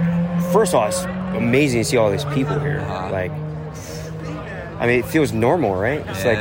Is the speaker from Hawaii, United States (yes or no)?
yes; Hawaii, United States; now in Southern California, United States; Growing up in Hawaii, right?